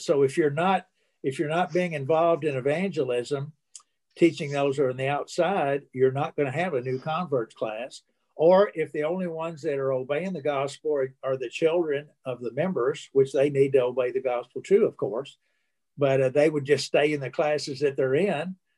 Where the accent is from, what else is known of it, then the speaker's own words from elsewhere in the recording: Alton, Illinois, United States; I was born in Illinois, in Alton, Illinois, not too far from St. Louis